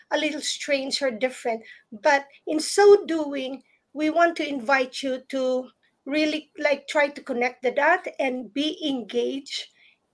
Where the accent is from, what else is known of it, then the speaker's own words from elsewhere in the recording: Philippines; moved away; growing up in the Philippines